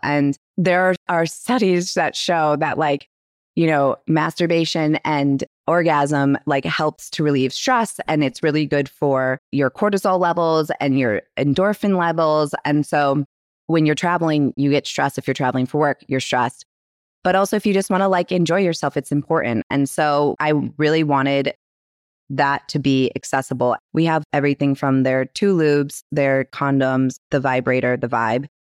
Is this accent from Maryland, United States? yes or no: no; Michigan, United States; now in New York, United States; we are from Michigan in a small town in the middle of nowhere. I just grew up with her.